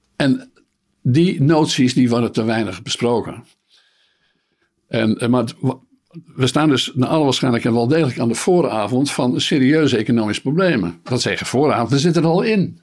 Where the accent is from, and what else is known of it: Netherlands